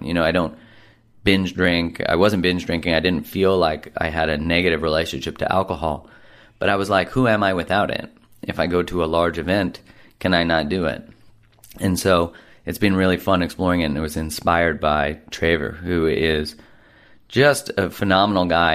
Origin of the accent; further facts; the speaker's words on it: Canada; being a Canadian